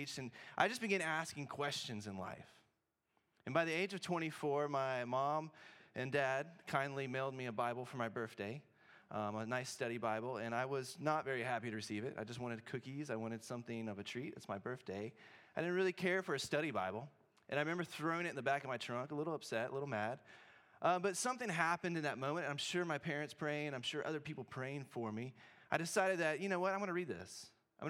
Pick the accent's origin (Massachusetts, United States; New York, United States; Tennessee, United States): Tennessee, United States; Memphis; moved away as an adult; also born or lived in Cookeville, Tennessee; now in Corvallis, United States; I grew up in Memphis, Tennessee.